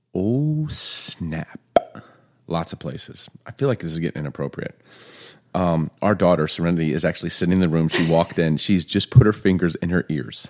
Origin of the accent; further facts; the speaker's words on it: Chicago, Illinois, United States; also born or lived in Baltimore; growing up in Baltimore, Chicago